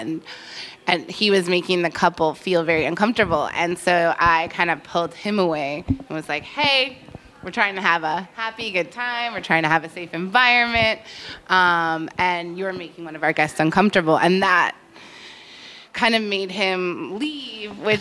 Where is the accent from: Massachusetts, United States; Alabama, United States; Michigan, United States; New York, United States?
Massachusetts, United States; moved away; I'm from Massachusetts originally